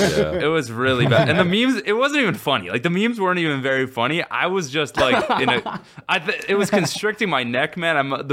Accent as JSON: {"language": "English", "country": "Canada", "said": "I'm Canadian."}